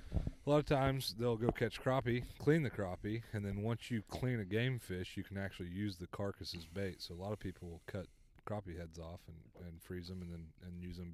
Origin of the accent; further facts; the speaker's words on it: Blackwell, Oklahoma, United States; I grew up in Blackwell, so Kaw's the closest lake